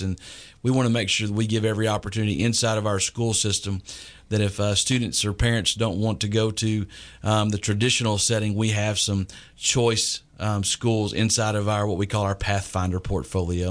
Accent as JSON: {"language": "English", "region": "East Texas", "country": "United States", "tie": "born or raised there", "also_born_or_lived": "Lindale, Texas / Carthage, Texas / Dallas–Fort Worth Metroplex, Texas", "lives_now": "Tyler, United States", "said": "I grew up in East Texas and Lindale and Carthage and, uh, had to finish high school in the Metroplex"}